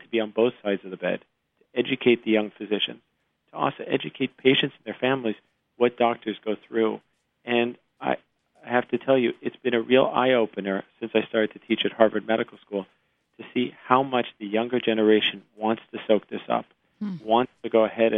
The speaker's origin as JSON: {"language": "English", "town": "Montreal", "region": "Quebec", "country": "Canada", "tie": "born or raised there", "moved": "as an adult", "lives_now": "United States", "said": "I grew up in Canada, my father's a gastroenterologist in Montreal, and having grown up in the Canadian system"}